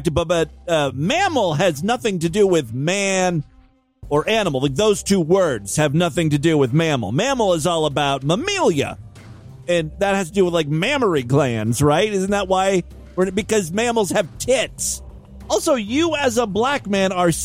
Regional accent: Ashtabula, Ohio, United States; my hometown of Ashtabula

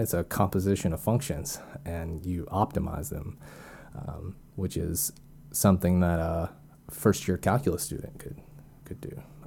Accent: Arkansas, United States; also born or lived in Tennessee; I was born and raised in Arkansas

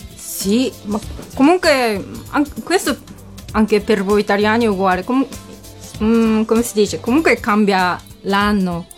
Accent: Kumamoto, Japan; Italian is a second language; moved away as an adult; now in Florence, Italy; io abito in una città, si chiama Kumamoto, una città meridionale in Giappone

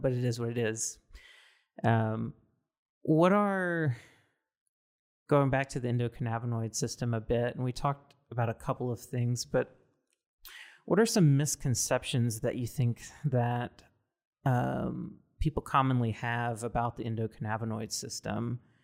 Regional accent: Mississippi, United States; now in West Coast, United States; I'm originally from Mississippi, so very conservative

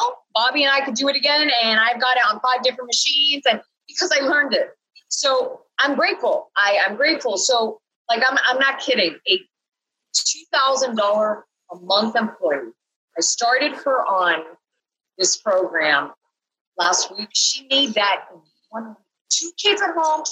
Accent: Canada; I'm from Canada.

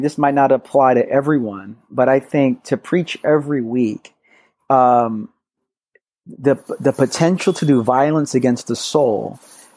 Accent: New York City, New York, United States; I grew up in Brooklyn. So born and raised in New York City, about 20 minutes from New Life

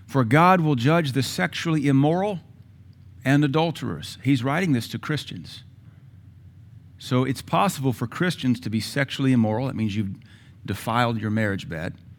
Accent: Seattle, Washington, United States; I grew up in Seattle

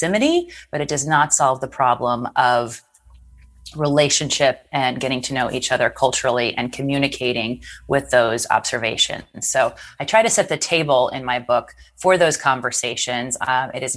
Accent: United States; also born or lived in Strasbourg, France / Afghanistan / Paris, France; I'm American

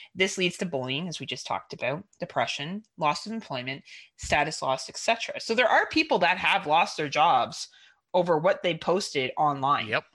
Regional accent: Canada; we're Canadian

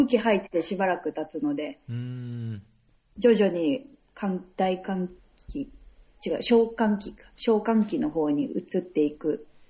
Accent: Saitama, Japan; 地元は大宮だった

